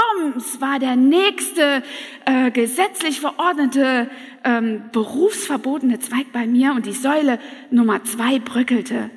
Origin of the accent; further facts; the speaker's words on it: Saxony, Germany; moved away; also born or lived in Hunsrück; aus Sachsen, aus meinem Heimatland